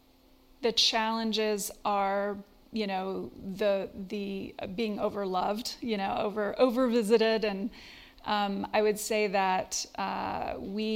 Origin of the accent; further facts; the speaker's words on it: Basalt, Colorado, United States; Yes, grew up here in the valley. I grew up in Basalt, a little town down the road from here